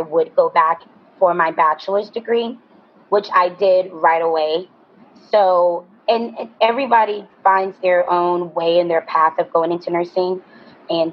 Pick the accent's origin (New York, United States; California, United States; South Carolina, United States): New York, United States; growing up in New York, my grandmother was a nurse